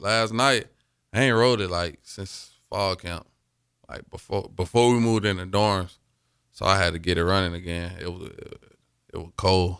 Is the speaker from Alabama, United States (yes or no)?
yes; Mobile, Alabama, United States; moved away as an adult; now in Lincoln, United States; my hometown, Mobile.